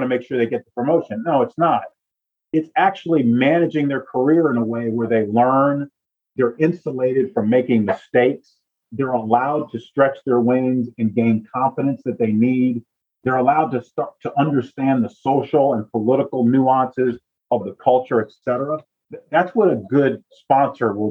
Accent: Northeast, United States; moved away as an adult; also born or lived in Southeast, United States; I was born in the Northeast and my adult career was in the Southeast

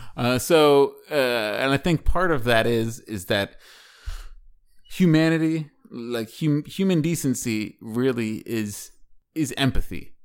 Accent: Washington, District of Columbia, United States; moved away; D C? That's my hometown

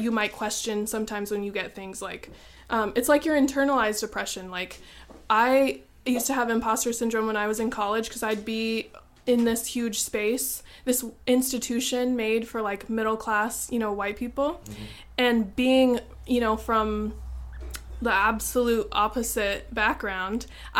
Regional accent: Auburn, Washington, United States; I grew up in Auburn

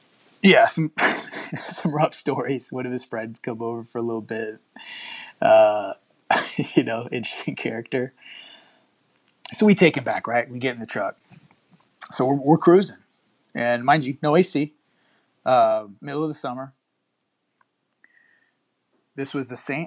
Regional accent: Houston, Texas, United States; I was born and raised in Houston, but my family's from up around Omaha

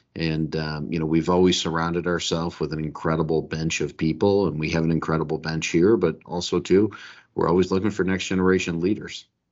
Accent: Detroit, Michigan, United States; I grew up in Detroit

